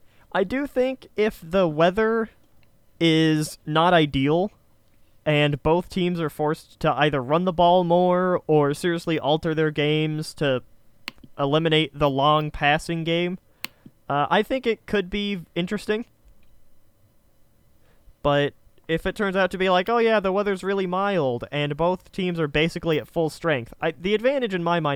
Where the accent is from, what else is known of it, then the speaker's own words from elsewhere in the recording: Gulf Coast, central west Florida, United States; moved away as an adult; I grew up on the Gulf Coast.